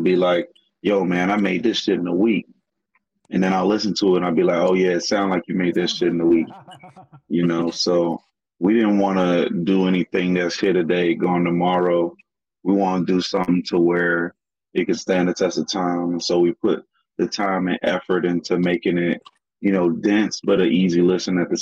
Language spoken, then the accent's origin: English; North Carolina, United States; moved away; also born or lived in Greensboro / Brooklyn; we're from North Carolina